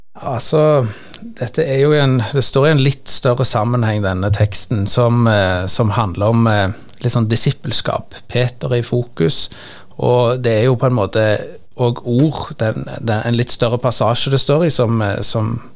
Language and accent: Norwegian; Sandnes, Rogaland, Norway; Jeg er fra Sandnes og jobber også prest i Sandnes